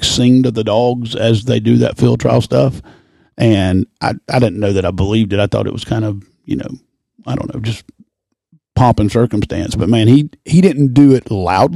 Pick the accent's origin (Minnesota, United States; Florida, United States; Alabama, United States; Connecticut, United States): Alabama, United States; Birmingham; now in Nashville, United States; Originally grew up in Birmingham, Alabama.